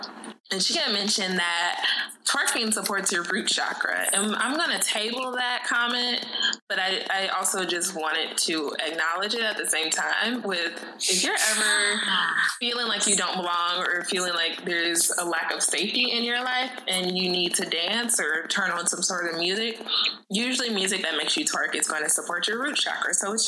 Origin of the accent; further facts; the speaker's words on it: Midwest, United States; And I, too, used to live in D.C. and even talk, but we're also both from the Midwest.